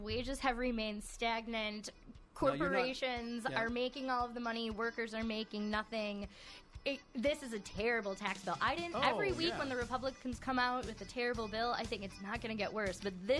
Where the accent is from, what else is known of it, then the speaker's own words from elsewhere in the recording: Chicago, Illinois, United States; Well, I'm originally from the South Side.